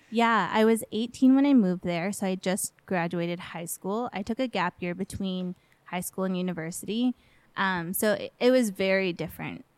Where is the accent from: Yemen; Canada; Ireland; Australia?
Canada; Edmonton, Alberta; moved away as an adult; also born or lived in Miami, Florida, United States; grew up in Edmonton, so spent most of my formative years there.